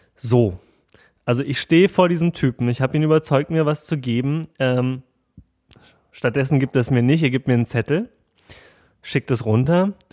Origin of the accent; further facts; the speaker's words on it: Germany; ich komme hier aus Deutschland